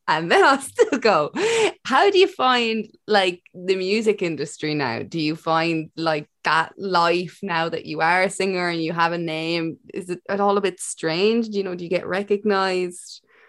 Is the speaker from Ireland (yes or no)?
yes; Ireland; as an Irish person